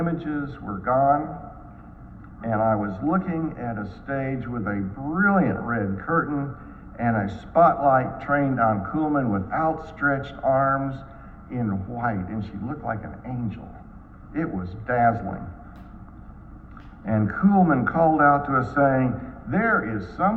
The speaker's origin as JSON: {"language": "English", "town": "Dallas", "region": "Texas", "country": "United States", "tie": "born or raised there", "said": "When I was growing up in Dallas, our family attended a church much like Covenant"}